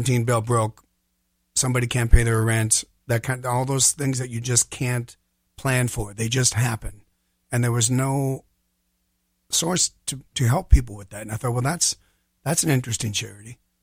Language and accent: English; Minneapolis, Minnesota, United States; I'm from here. I'm from the Twin Cities